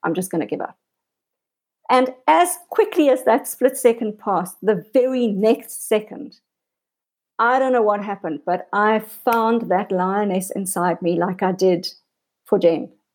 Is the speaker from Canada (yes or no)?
no; South Africa; also born or lived in Cape Town; I was born in South Africa. I live in a beautiful city called Cape Town.